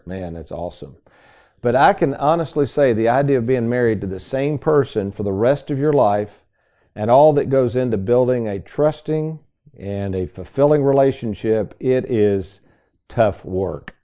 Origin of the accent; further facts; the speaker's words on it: Lexington, Kentucky, United States; also born or lived in Bowling Green; as a ten-year-old, snotty nosed kid growing up in Lexington